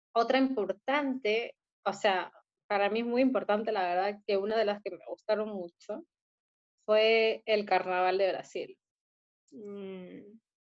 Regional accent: Peru; now in Chile; Yo, como peruana

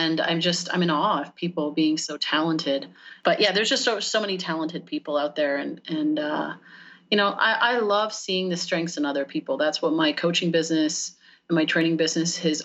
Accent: Canada; moved away as an adult; now in United States; we're in Canada at that time. I'm Canadian, and moved down to the U.S. 6 years ago

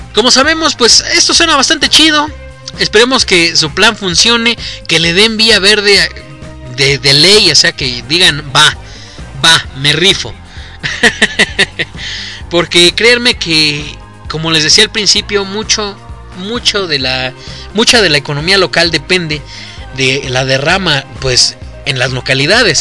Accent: Mexico; aquí en México

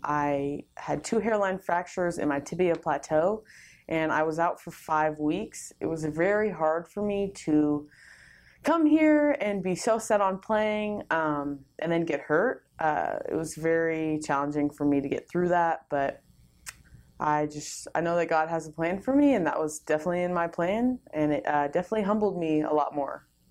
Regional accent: California, United States; moved away; I'm originally from California.

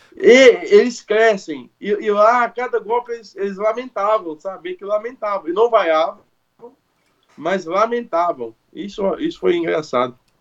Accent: Brazil; sou brasileiro

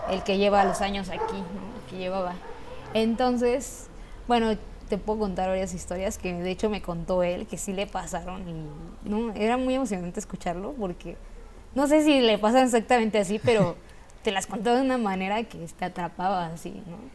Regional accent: Mexico

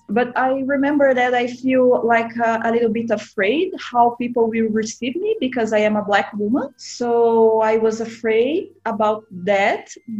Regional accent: South Region, Brazil; English is a second language; moved away as an adult; now in Canada; I am on my hometown now. For a long time, I do not live here. I am here now due to COVID-19. It's a big city where I live, but it's in the south of Brazil.

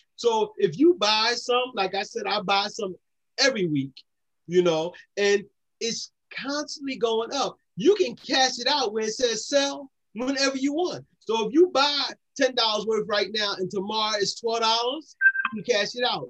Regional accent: Philadelphia, Pennsylvania, United States; I'm just a boy from down Nice Town. You know, I'm from Nice Town, Tioga area

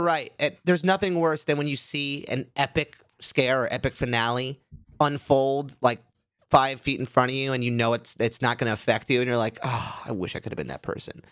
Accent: Orlando, Florida, United States; moved away; when I was growing up in Orlando

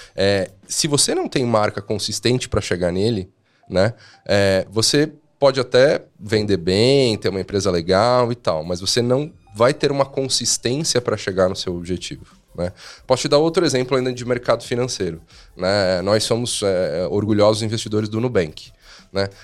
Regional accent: Brazil; a gente é brasileiro

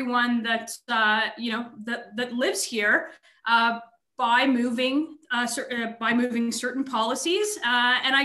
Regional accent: Thornhill, Ontario, Canada; I was born and raised in Thornhill. I've spent almost my entire life in Thornhill

